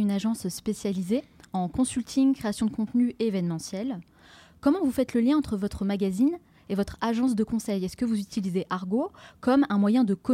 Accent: France; nous en tant que Français

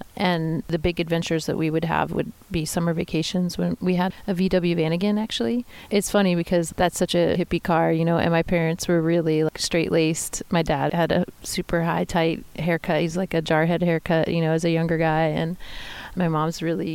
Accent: Pittsburgh, Pennsylvania, United States; moved away; I grew up in a neighborhood in the South Hills of Pittsburgh, Pennsylvania.

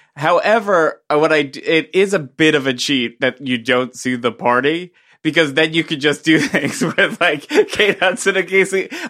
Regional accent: Middletown, New Jersey, United States; I'm from Middletown, New Jersey

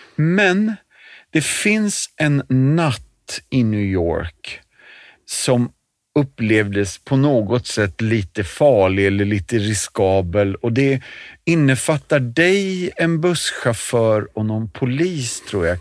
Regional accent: Järfälla, Stockholm County, Sweden; det är där jag växte upp också

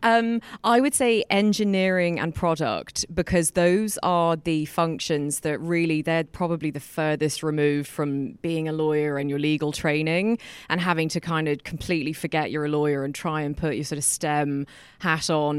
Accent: England, United Kingdom; moved away as an adult; now in Ireland; I was born in Ireland. I grew up in England.

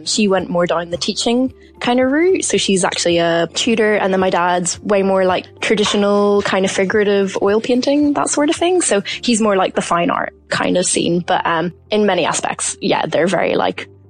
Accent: Mourne area, South Down, Northern Ireland, United Kingdom; I'm from the Mourne's area in South Down, Northern Ireland

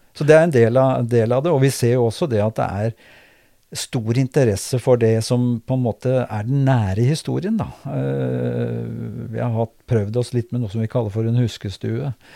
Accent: Kragerø, Telemark, Norway; moved away as an adult; now in Drammen, Norway; jeg er født i Kragerø og har vokst opp i Kragerø.

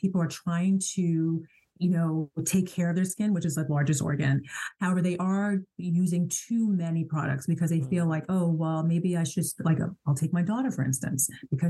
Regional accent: Ghana; I'm a Ghanaian, and my parents are both doctors, you know, being African

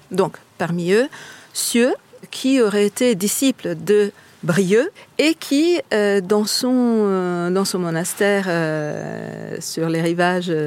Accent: Italy; accent: Italian; French is a second language; moved away as an adult; now in Lancieux, France; Comme on l'entend par mon accent, je ne suis pas bretonne, je ne suis pas française, je suis italienne. Je suis arrivée ici en 2012 avec mon mari euh, par hasard.

